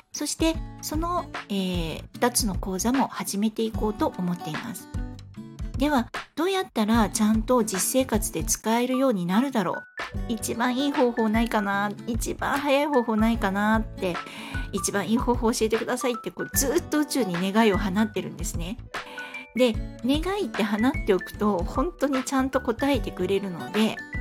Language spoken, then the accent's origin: Japanese; Fukuoka, Japan; moved away; もともと福岡の出身